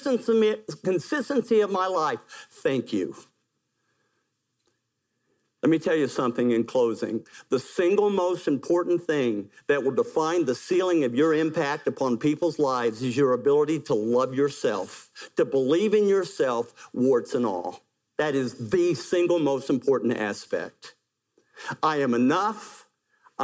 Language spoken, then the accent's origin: English; West Virginia, United States; I'm from West Virginia where we do things like that.